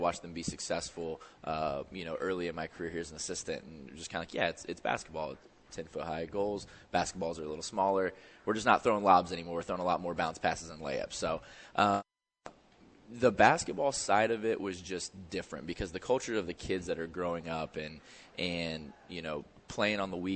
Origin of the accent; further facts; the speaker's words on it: Indiana, United States; now in St. Louis, United States; I'm from Indiana. It's where kind of where I'm comfortable